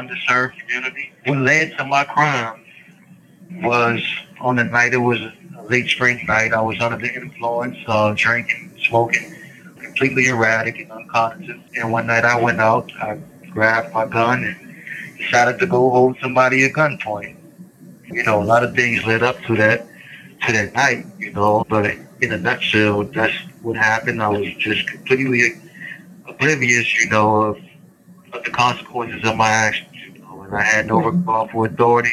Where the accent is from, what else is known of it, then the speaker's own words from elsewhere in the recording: Roanoke, Virginia, United States; I'm from Roanoke, Virginia